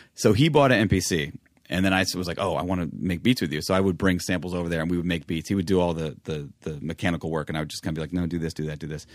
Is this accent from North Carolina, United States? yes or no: no; New York, United States; growing up in New York.